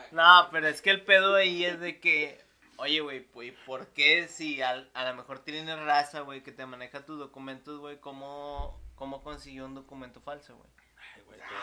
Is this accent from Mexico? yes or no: yes; Nuevo León, Mexico; somos de Nuevo León